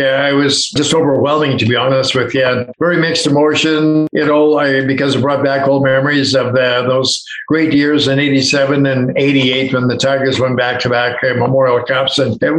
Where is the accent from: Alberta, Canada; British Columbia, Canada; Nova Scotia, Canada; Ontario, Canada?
Alberta, Canada; Drumheller; I'm from the Drumheller area.